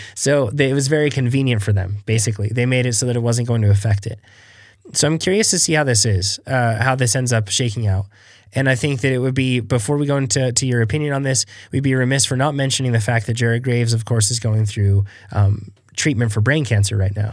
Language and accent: English; Reno, Nevada, United States; we're from Reno